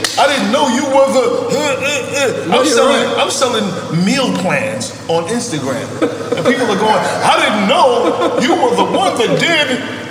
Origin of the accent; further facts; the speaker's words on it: New York, United States; But you're from Miami. We're from New York.